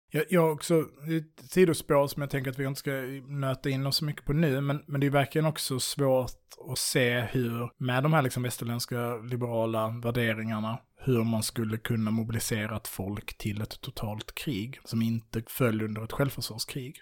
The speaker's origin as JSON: {"language": "Swedish", "country": "Sweden", "said": "vi är svenskar"}